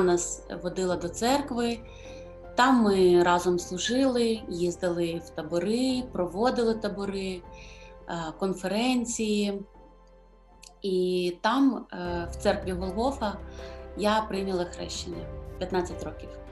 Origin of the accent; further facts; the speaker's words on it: Kyiv, Ukraine; Я народилася в місті Києві. Тут і зростала, проживала.